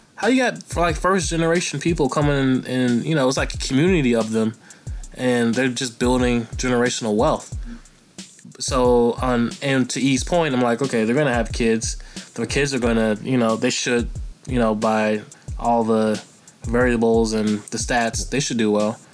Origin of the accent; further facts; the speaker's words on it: United States; as an American